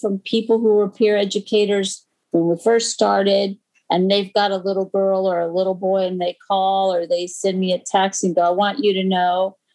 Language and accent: English; United States; I'm American